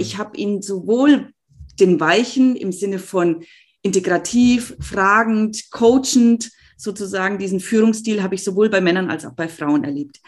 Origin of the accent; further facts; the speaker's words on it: Germany; bei uns in Deutschland